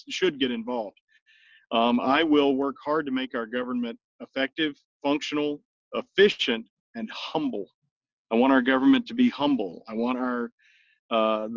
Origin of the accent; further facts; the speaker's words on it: South Louisiana, United States; now in West Virginia, United States; where I grew up in South Louisiana